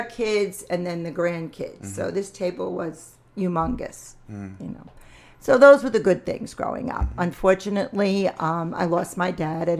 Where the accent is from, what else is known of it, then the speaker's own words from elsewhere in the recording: New York City, New York, United States; I grew up in the Bronx. I grew up in the Pelham Bay section of the Bronx.